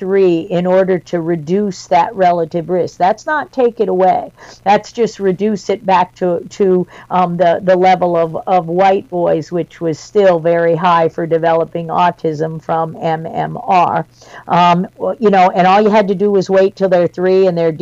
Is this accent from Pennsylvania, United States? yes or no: no; Washington, District of Columbia, United States; I was raised in Washington, D.C.